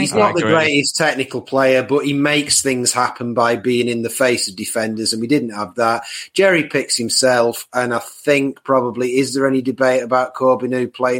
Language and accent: English; England, United Kingdom; we as English or British football fans